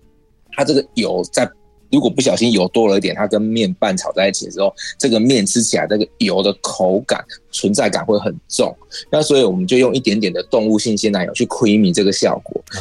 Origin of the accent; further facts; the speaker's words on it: Tainan, Taiwan; 嘿，对对，第第一个第一个哦，这个第一个是没有错，我是台南人。